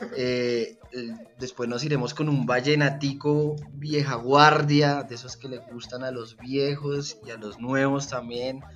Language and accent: Spanish; Bogotá, Colombia; soy un tronco bailando champeta como buen rolo